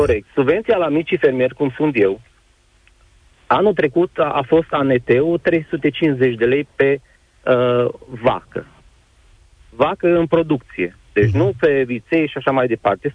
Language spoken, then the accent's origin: Romanian; Bocșa, Sălaj County, Romania; sunt din Sălaj, Comuna Bocșa, sunt mic fermier